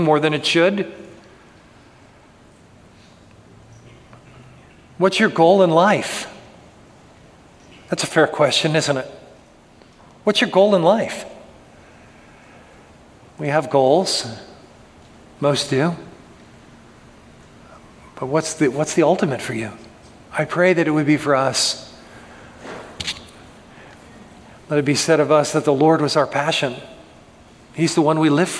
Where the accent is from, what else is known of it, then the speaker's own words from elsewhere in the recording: United States; my citizenship as an American citizen